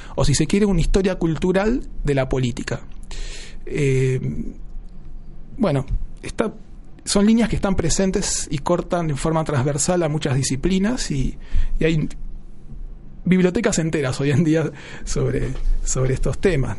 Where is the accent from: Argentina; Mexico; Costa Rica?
Argentina; Buenos Aires; yo nací en Buenos Aires